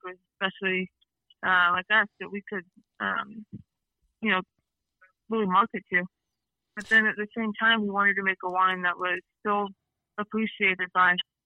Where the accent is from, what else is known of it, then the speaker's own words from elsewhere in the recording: Florida, United States; moved away; I grew up mostly in Florida.